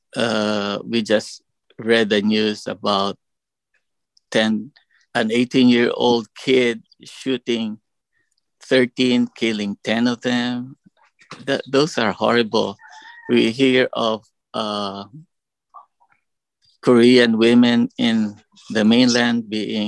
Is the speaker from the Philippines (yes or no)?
yes; Philippines; moved away as an adult; also born or lived in Hawaii; now in Ewa, United States; coming from Hawaii, from the Philippines